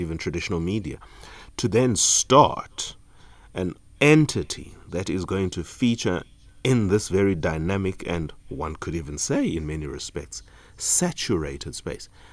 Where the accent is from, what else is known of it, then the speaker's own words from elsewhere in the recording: Eastern Cape, South Africa; an Eastern Caper just as I am